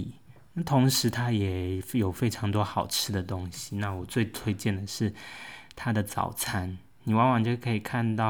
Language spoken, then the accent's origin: Chinese; Taichung, Taiwan; moved away as an adult; also born or lived in Nantou / Taipei / Beijing; 毕竟我算是半个台中人。我在南投出生，可是我在小学、高中，总共八九年的生涯里，我都是生活居住在台中。所以台中对我来说是一个记忆生活之地，充满回忆。即使后来大学到了台北研究所，去了北京